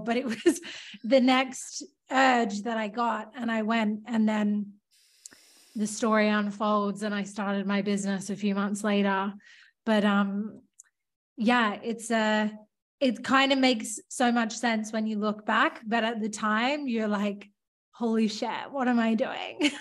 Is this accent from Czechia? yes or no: no; Australia; moved away as an adult; also born or lived in London; I was like from Australia